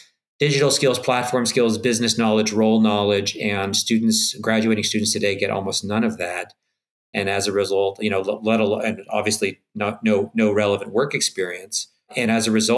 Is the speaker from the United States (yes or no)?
no; Canada; I'm Canadian